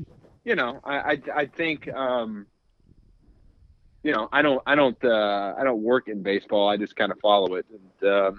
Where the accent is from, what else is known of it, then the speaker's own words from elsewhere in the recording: Dallas, Texas, United States; I grew up in Dallas.